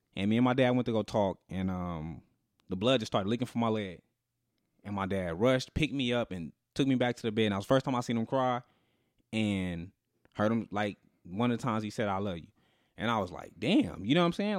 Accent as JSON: {"language": "English", "town": "Las Vegas", "region": "Nevada", "country": "United States", "tie": "born or raised there", "said": "we grew up in Vegas."}